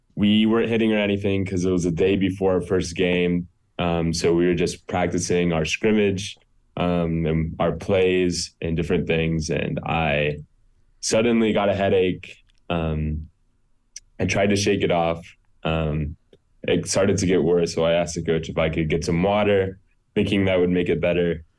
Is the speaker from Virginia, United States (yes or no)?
no; Greenville, South Carolina, United States; also born or lived in Akron, Ohio; I was born in Akron, Ohio. I grew up in Greenville, South Carolina, um, when I was two. Um, and I grew up there.